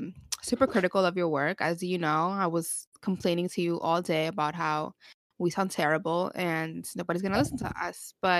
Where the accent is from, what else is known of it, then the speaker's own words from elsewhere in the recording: New York, United States; We're Latina. We didn't ask to be born that way.